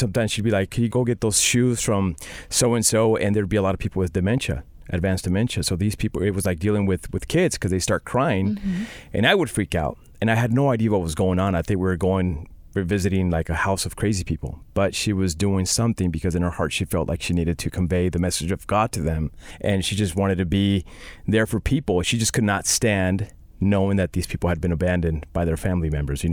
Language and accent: English; Central California, United States; I grew up in Central California. We are ex-campesinos. I grew up on a farm